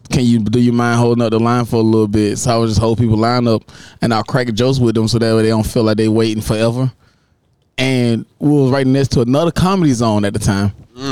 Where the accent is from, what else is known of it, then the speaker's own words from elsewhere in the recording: Dublin, Georgia, United States; now in Tampa, United States; Originally from a small town called Dublin, Georgia.